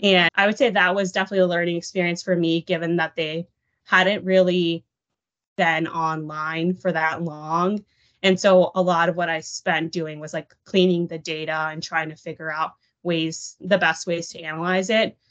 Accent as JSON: {"language": "English", "town": "Dallas", "region": "Texas", "country": "United States", "tie": "born or raised there", "moved": "yes", "said": "I was born and raised in the Dallas area"}